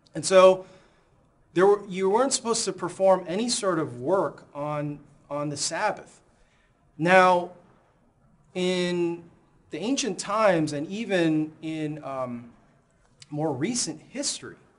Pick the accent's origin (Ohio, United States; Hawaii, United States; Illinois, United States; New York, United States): Illinois, United States; Chicago; moved away; my hometown, Chicago